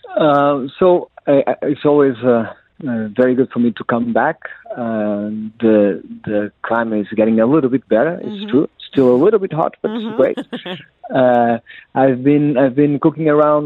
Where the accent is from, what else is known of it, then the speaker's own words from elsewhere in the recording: Cascais, Lisbon, Portugal; I was born in Cascais near the sea